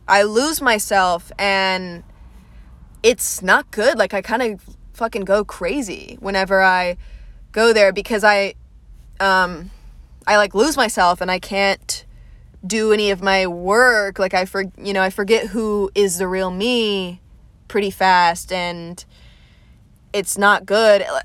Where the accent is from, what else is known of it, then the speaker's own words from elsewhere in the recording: Atlanta, Georgia, United States; I was raised in Atlanta